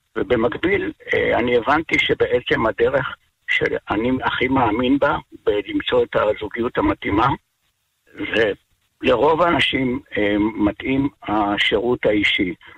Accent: Kvutzat Kinneret, Northern District, Israel; also born or lived in moshav near Tiberias; אני במקור מקבוצת כנרת

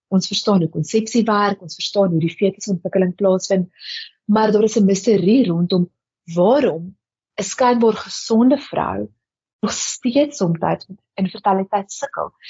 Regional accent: South Africa; as Suid-Afrikaners

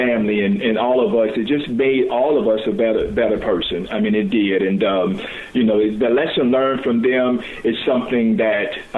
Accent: Chattanooga, Tennessee, United States; I was born in Chattanooga, raised up in the area of St. Elmo

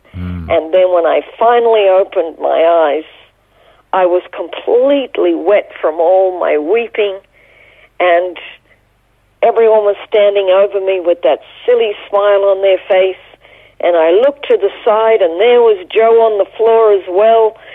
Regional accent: Toowoomba, Queensland, Australia; born or raised there; moved away as an adult; also born or lived in Brisbane / Israel

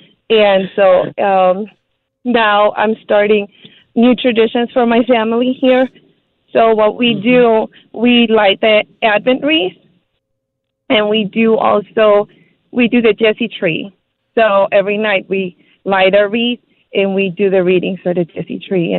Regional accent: Mexico; now in Chicago, United States; growing up in Mexico

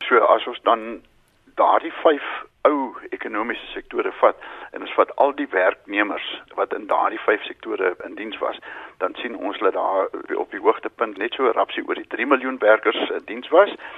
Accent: South Africa; as Suid-Afrikaners

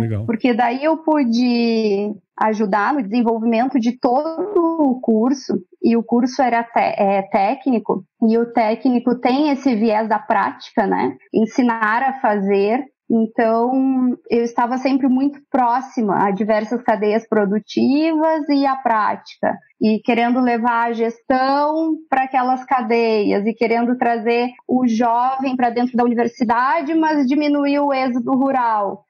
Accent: Encruzilhada do Sul, Rio Grande do Sul, Brazil; Eu sou natural de Encruzilhada do Sul, uma cidade que fica a 270 quilômetros de Porto Alegre.

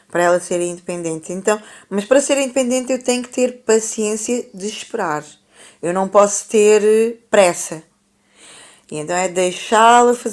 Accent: Brazil; eu sou brasileira, eu considero-me brasileira.

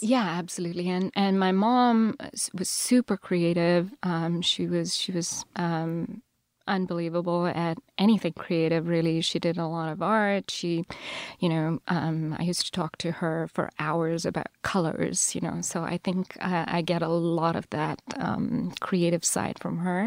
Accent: Chennai, Tamil Nadu, India; first language Telugu; English is a second language; moved away; Chennai, so southern India

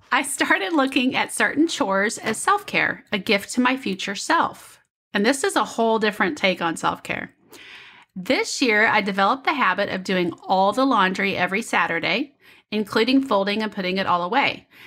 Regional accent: Kansas City, Kansas, United States; I'm from Kansas City, but I'm on the Kansas side.

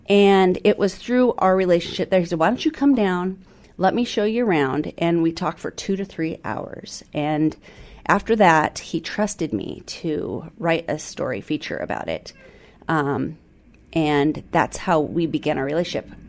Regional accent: South Snohomish County, Washington, United States; also born or lived in Southern California; moved up here, uh, when I was five. And so was raised here in South Snohomish County, uh, graduated from Meadowdale High School

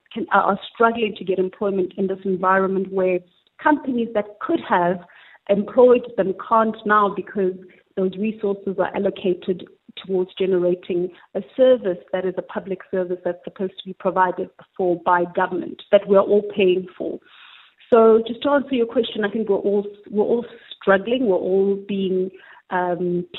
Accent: South Africa; we, as the South African consumers

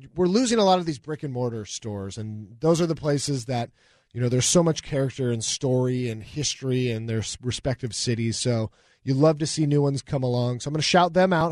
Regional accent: Newcastle, Washington, United States; I'm from the East Side. I'm from Newcastle.

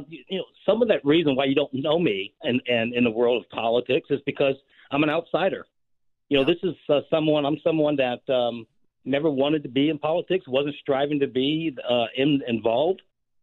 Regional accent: New York City, New York, United States; also born or lived in Fort Campbell, Kentucky; now in Minnesota, United States; My dad came back from Vietnam, and we moved from Fort Campbell, Kentucky, home of the 101st Airborne, to Harlem, New York, in late 1960, 69 at time frame.

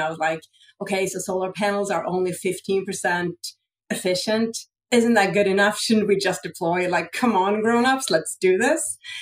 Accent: Sweden; I grew up in Sweden

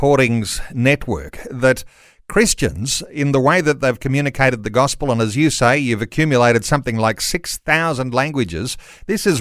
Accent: Australia; English-speaking Aussies

